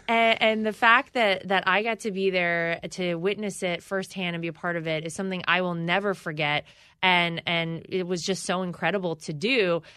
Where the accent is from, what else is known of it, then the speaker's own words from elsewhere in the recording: Wilmington, North Carolina, United States; moved away; I come from North Carolina. I grew up in a middle class household.